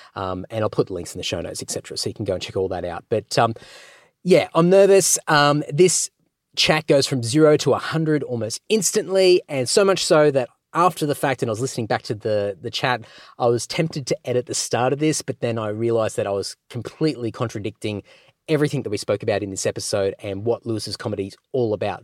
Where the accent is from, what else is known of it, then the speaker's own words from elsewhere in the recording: Australia; I'm an Aussie.